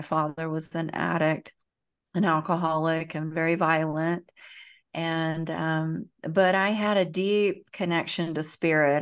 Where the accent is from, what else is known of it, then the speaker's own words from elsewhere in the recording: Central Florida, United States; accent: Southern twang; I am from the South, the deep South. I was born in Central Florida. You probably pick up a little bit of twang in my